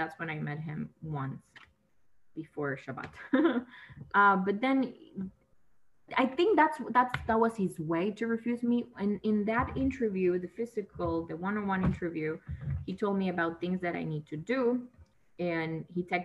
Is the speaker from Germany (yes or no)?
no; Nicaragua; first language Spanish; English is a second language; moved away as an adult; now in Los Angeles, United States; I'm from Nicaragua, Central America, and I moved here to Los Angeles because my mom lives here